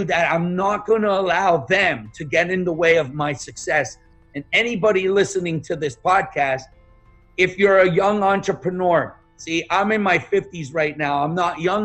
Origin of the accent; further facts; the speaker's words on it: Montreal, Quebec, Canada; English is a second language; moved away as an adult; also born or lived in Yugoslavia / Toronto, Canada; now in United States; I grew up in Montreal, Canada, in a very, very poor area called Point St. Charles